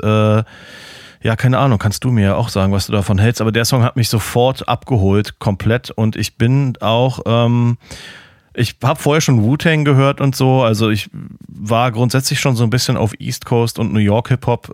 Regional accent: Berlin, Germany; moved away as an adult; now in Florida, United States; als Berliner

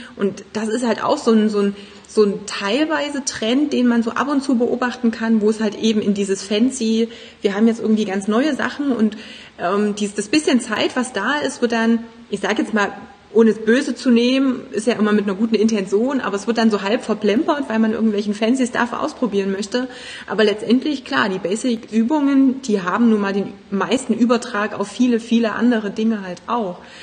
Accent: Germany; bei uns in Deutschland

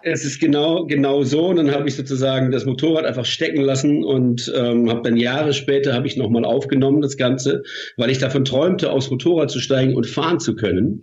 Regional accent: Mannheim, Baden-Württemberg, Germany; Wir sind beide aus Mannheim

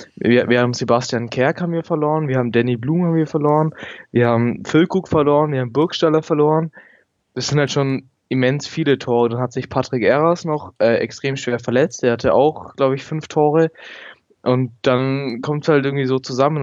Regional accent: Nuremberg, Bavaria, Germany; ich bin aus Nürnberg, ähm, bin 16 Jahre alt und gehe noch zur Schule und mache gerade meinen Abschluss

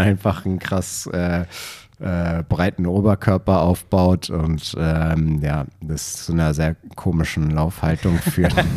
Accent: Berlin, Germany; also born or lived in Potsdam / Bayreuth; ich bin geborener Berliner

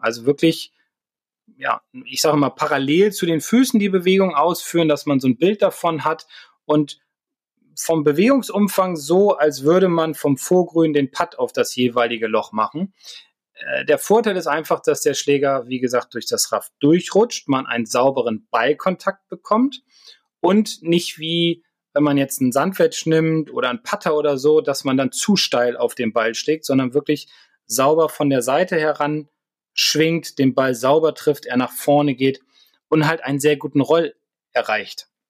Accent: Northern Germany, Germany

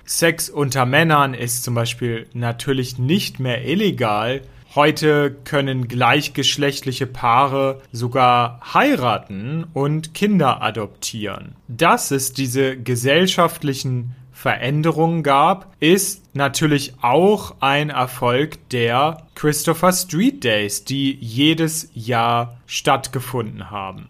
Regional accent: Hanover, Lower Saxony, Germany; in meiner Heimatstadt Hannover

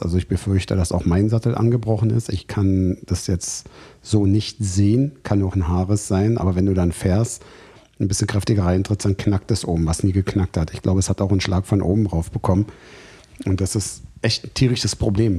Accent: Germany; bei uns in Deutschland

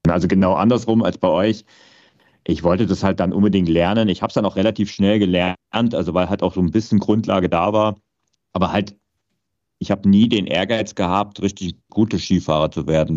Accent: Vogtland, Saxony, Germany; ich bin ja im Vogtland aufgewachsen, also auch noch zu DDR-Zeiten

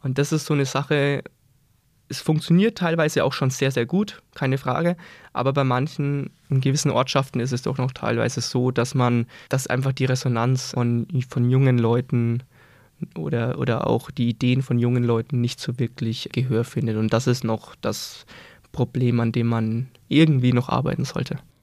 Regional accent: Scheßlitz, Bavaria, Germany; bei mir zu Hause, äh, ich komme aus Scheslitz

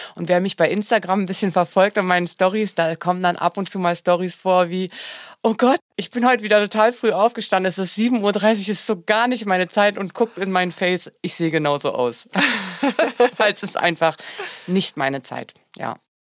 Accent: Germany; ich bin ja Deutsche und ich kann sehr gut Deutsch singen.

